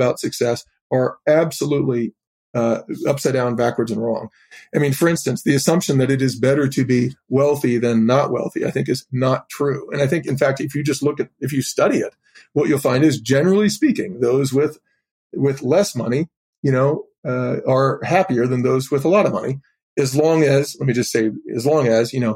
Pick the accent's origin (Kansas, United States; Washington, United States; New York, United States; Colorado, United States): Colorado, United States; Boulder; I grew up in Boulder, Colorado